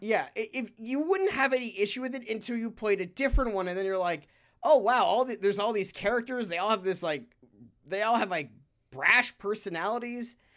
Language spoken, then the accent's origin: English; San Francisco, California, United States; in my hometown of San Francisco, shout out to the city by the bay